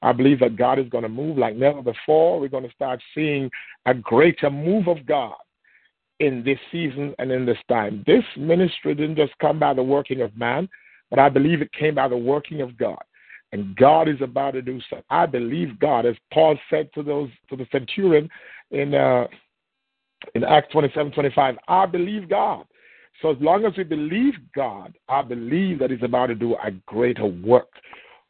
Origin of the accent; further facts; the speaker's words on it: Jamaica; accent: thick Jamaican; moved away; I'm a Jamaican with a very thick Jamaican accent